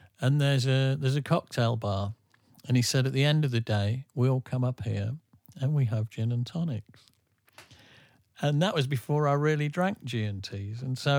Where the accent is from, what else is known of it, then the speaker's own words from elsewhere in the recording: England, United Kingdom; we're English.